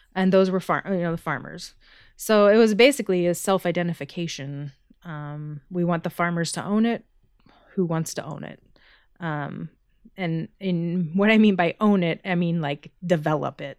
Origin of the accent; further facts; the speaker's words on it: Kansas City, United States; I grew up in Kansas City and I left when I was eighteen to go to college